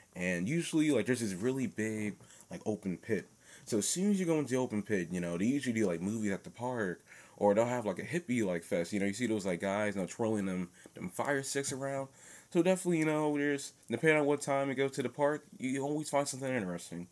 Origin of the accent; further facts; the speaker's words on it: New Jersey, United States; now in Philadelphia, United States; I was born in New Jersey